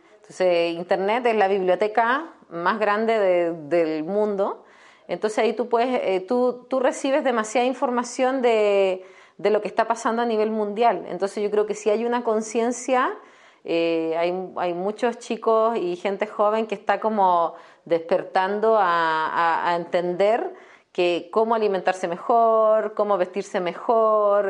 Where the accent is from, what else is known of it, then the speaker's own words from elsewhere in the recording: Chile; moved away as an adult; also born or lived in Querétaro, Mexico; now in San Miguel de Allende, Mexico; yo que soy chilena leve